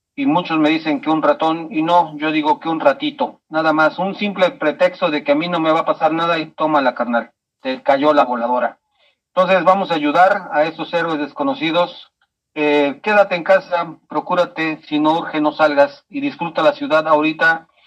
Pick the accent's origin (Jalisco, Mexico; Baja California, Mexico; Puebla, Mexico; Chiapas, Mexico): Chiapas, Mexico; now in Mexico City, Mexico; aunque soy nacido en Chiapas, he vivido y hecho mucho de mi vida en esta hermosa ciudad.